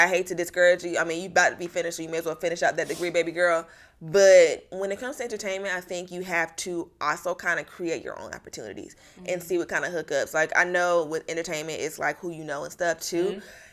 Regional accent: Florida, United States; I'm from Florida. I've lived most of my life in Florida.

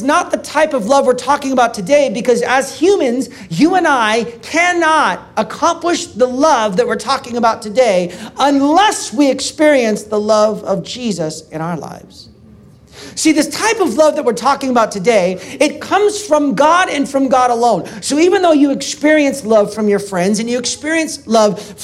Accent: Portland, Oregon, United States; my hometown, Portland, Oregon

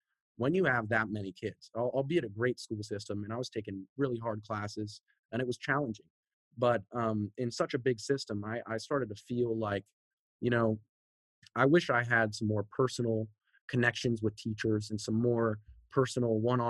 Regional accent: San Antonio, Texas, United States; also born or lived in Seattle, United States; Okay, so I was born up north in Seattle, Washington. My dad worked for Sprint back in the day, you know, startups. So we were moving around a lot. We've moved, I think, 6+ times all over the country. You know, we finally settled down in Texas, first in San Antonio

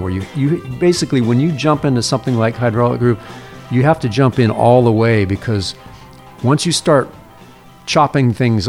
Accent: Fairbanks, Alaska, United States; I grew up in Fairbanks, and that's where it gets extremely cold

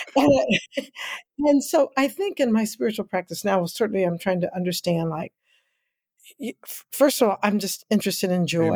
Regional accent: Kansas City, Missouri, United States; I grew up in Kansas City, Missouri, and what people call the inner city

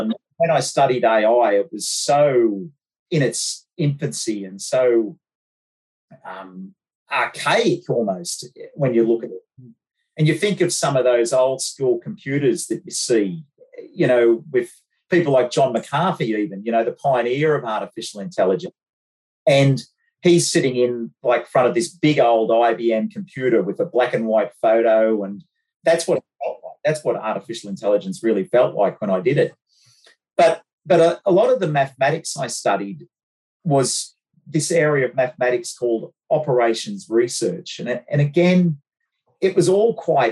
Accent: Bathurst, New South Wales, Australia; I grew up in Bathurst

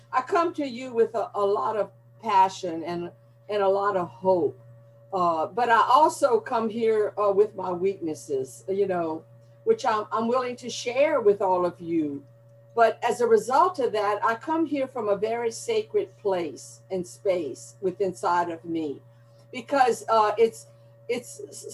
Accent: Gonzales, Louisiana, United States; accent: Cajun accent, Southern drawl; now in Houma, United States; And the language I'm coming to you with is a Cajun accent, a Southern drawl. You know, I live down here by the Gulf of Mexico and in Houma, Louisiana. And I was born in Gonzales, Louisiana, which is mid-Louisiana. So I'm definitely a Louisiana girl.

